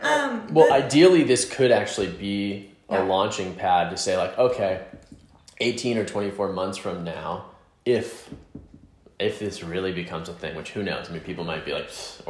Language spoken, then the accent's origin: English; Southern United States, United States; my experience of like growing up in the South as a queer person, as a gay person, whatever you want to call it.